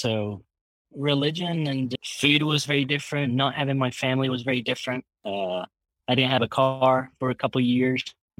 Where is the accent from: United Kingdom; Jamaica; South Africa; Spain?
Spain; Malaga, Andalusia; English is a second language; now in Belton, United States; All my family's back in Spain. And I came here in 2010 from Malaga, Spain to Belton, Texas.